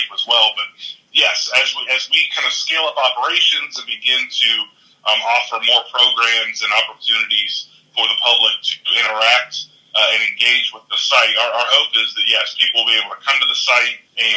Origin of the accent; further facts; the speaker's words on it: rural Ohio, United States; moved away as an adult; now in Anniston, United States; I'm a small-town kid at heart, and it's a college town in rural Ohio